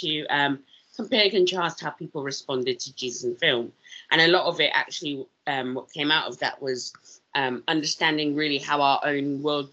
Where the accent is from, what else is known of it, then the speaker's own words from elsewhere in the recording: South Africa; also born or lived in London / Leeds / Exeter; now in United Kingdom; I grew up in South Africa.